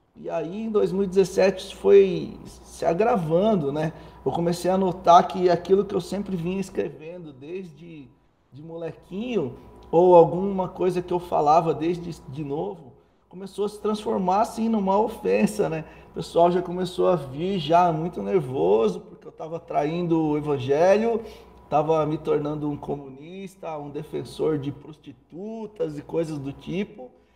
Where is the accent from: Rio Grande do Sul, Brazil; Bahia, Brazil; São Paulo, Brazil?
São Paulo, Brazil; Cordeirópolis; eu sou paulistano, nasci no bairro do Cambuci, em São Paulo, mas cresci em Cordeirópolis